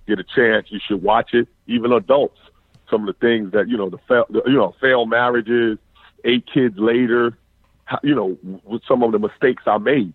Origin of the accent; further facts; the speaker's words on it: New York, United States; also born or lived in Atlanta, Georgia; now in South Florida, United States; being a child prodigy growing up in New York